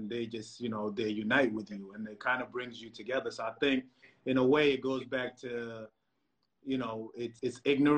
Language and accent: English; Egypt; I remember growing up in Egypt, and, you know, some people might not say it, but there's a lot of racism in Egypt